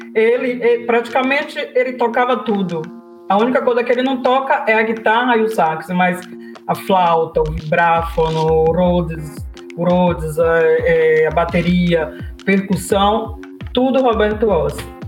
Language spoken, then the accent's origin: Portuguese; Salvador, Bahia, Brazil; accent: Bahia; moved away as an adult; also born or lived in Trancoso; now in Italy; Eu sou de Salvador, mas estava em Trancoso